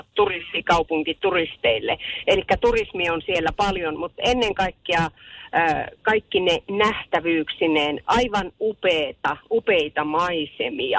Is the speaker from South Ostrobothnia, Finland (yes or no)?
no; Rovaniemi, Lapland, Finland; olen kotoisin Rovaniemeltä, soittelen tien päältä